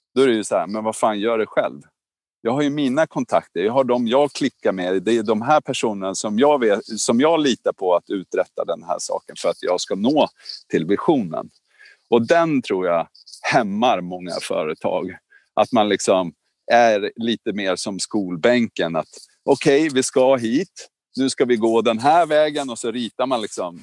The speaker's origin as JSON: {"language": "Swedish", "town": "Norrskedika", "region": "Uppsala County", "country": "Sweden", "tie": "born or raised there", "said": "jag är uppväxt i Norrskedika"}